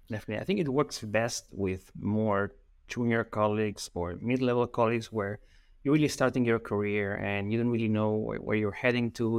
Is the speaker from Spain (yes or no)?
yes; Spain; English is a second language; I'm from Spain